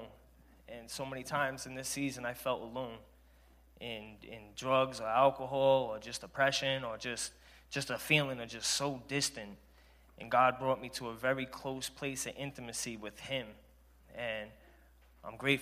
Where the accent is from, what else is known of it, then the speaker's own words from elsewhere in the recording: Providence, Rhode Island, United States; I'm 35 from Providence, Rhode Island.